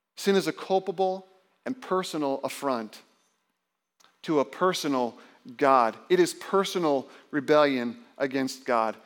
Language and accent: English; Indiana, United States; I remember growing up in Indiana, my brother and I would watch March Madness with my dad